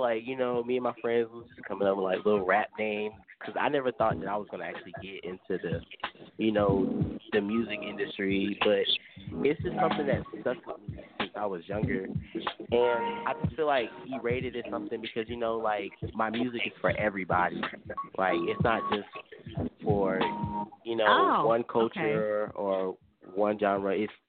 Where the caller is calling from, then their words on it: Fayetteville, North Carolina, United States; Fayetteville, North Carolina.